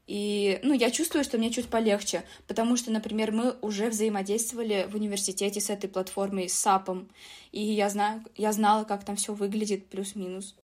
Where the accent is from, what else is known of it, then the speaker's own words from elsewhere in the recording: Tashkent, Uzbekistan; now in Moscow, Russia; Я просто сама из Ташкента, из Узбекистана